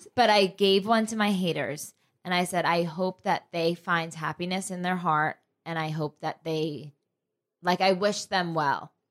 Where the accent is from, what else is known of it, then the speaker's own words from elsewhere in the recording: New Jersey, United States; I am from Jersey